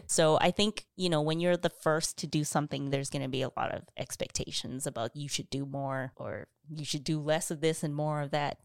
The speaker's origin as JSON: {"language": "English", "country": "Canada", "tie": "born or raised there", "said": "growing up in Canada"}